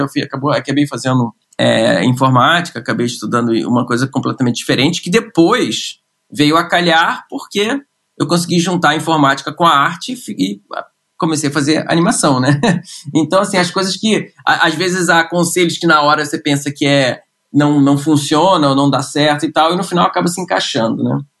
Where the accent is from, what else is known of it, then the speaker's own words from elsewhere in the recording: Rio de Janeiro, Brazil; moved away; Eu, eu sou carioca, nasci no Rio de Janeiro, uh, nasci no subúrbio do Rio de Janeiro, né? Minha família é, é de Marechal Hermes